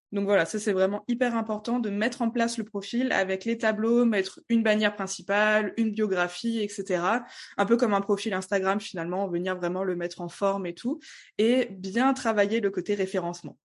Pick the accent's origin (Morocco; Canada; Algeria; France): France; Strasbourg, Grand Est; je viens de Strasbourg.